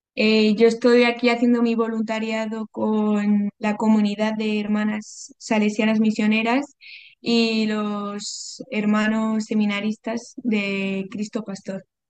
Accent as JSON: {"language": "Spanish", "town": "Madrid", "region": "Community of Madrid", "country": "Spain", "tie": "born or raised there", "also_born_or_lived": "Bolivia", "moved": "as an adult", "lives_now": "Cobija, Bolivia", "said": "Yo nací en Madrid, pero viví los dos primeros años de mi infancia en Bolivia"}